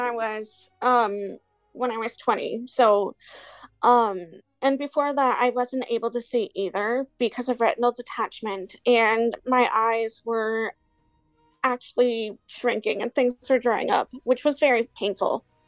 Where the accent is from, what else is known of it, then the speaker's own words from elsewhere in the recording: Hollister, California, United States; I am from California, little town called Hollister